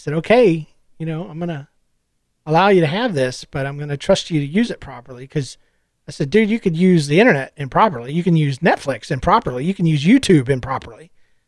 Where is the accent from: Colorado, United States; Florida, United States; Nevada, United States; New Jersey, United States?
Florida, United States; moved away; I've lived here 8 years. I'm from Florida.